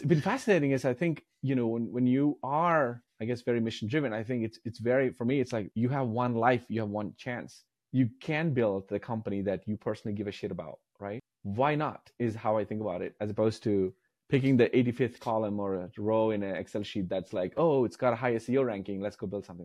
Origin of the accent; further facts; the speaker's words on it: India; moved away as an adult; now in United States; I grew up in India, and, like, moving here